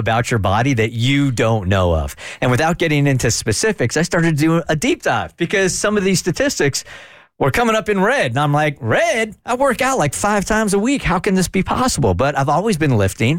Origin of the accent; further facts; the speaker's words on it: California, United States; I grew up in California, as an undersized kid